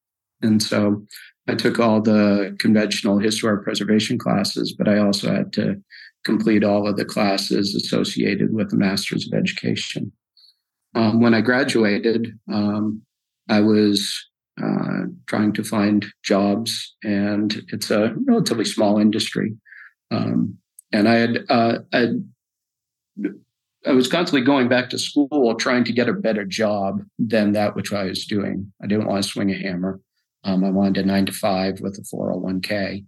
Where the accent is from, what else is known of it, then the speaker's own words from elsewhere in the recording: New England, United States; I would have to say I grew up in New England. I've moved quite a bit. My parents were sort of hybrid beatnik hippies. And so I moved 60 to 80 times thus far.